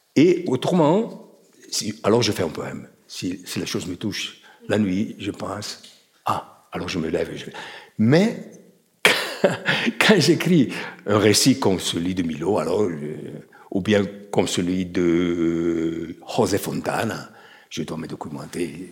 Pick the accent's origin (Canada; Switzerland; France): Switzerland; Chiasso, Ticino; quand j'étais enfant, j'allais à Ponte Chiasso, qui est un kilomètre de Chiasso